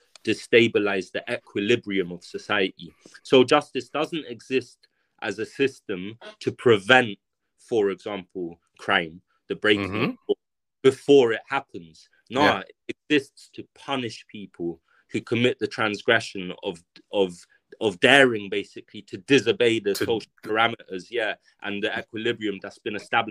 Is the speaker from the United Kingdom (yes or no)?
yes; London, United Kingdom; so I grew up in South Kilburn for, I spent 15 years of my life, or more than 15 years of my life in South Kilburn